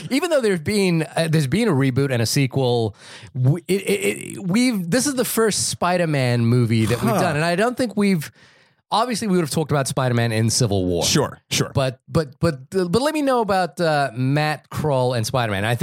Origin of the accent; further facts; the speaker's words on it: New Zealand; I'm from New Zealand, by the way.